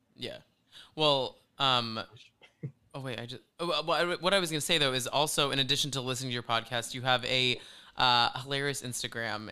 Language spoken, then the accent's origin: English; Flower Mound, Texas, United States; moved away; we're from Dallas, so we're, we're from this place called Flower Mound